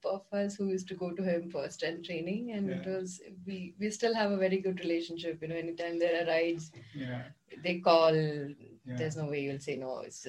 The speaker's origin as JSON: {"language": "English", "region": "Kerala", "country": "India", "moved": "yes", "lives_now": "Bangalore, India", "said": "And because I'm from Kerala"}